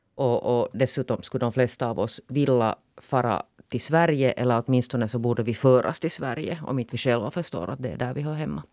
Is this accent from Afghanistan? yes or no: no; Finland; nu är jag ju finländare mer än vad jag är svensk